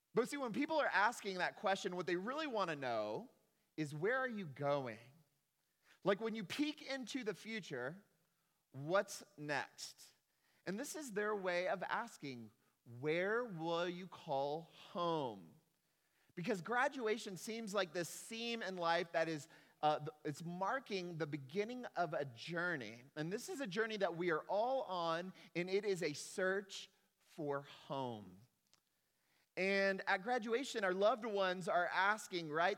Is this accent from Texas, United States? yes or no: yes; Texas, United States; I am a Texan